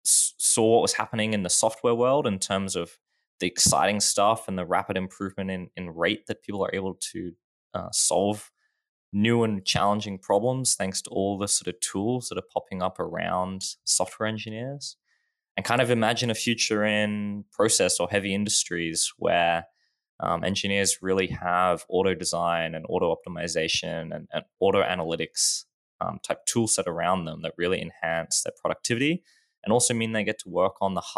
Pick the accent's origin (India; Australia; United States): Australia; I guess always been in Australia